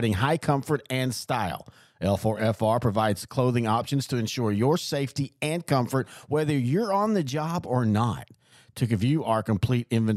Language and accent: English; East Texas, United States; growing up in East Texas, that was a thing you kind of did on Sunday